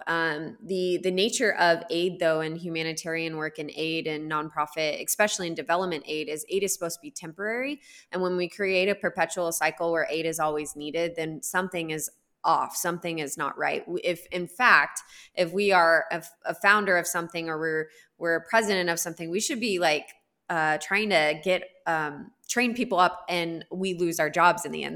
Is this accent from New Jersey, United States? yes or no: no; Texas, United States; moved away as an adult; now in Kenya; I grew up in Texas